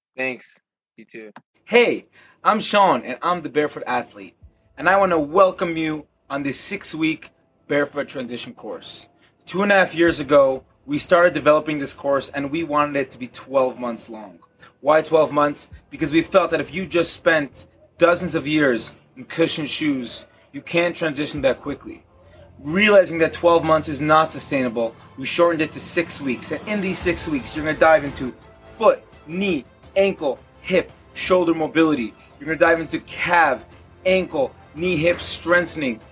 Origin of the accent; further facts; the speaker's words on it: Israel; moved away; my hometown